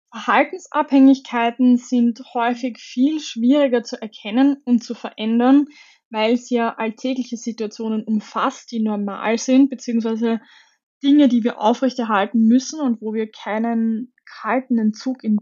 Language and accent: German; Austria; dort ist der Cannabiskonsum erlaubt und damit ganz anders bewertet als bei uns in Österreich